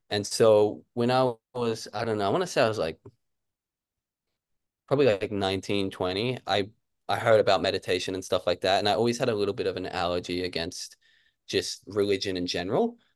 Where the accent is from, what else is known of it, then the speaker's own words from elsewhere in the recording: Brisbane, Queensland, Australia; also born or lived in Kentucky; I grew up here in Brisbane, and when I was like real young, we moved back to Kentucky. So I'm half American.